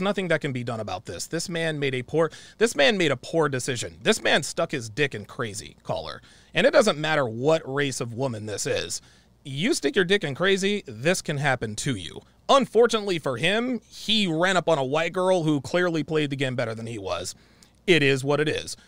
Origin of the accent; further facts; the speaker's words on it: United States; I am black American